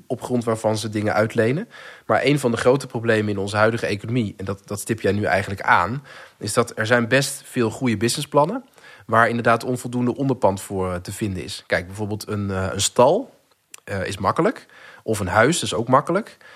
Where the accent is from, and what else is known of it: Netherlands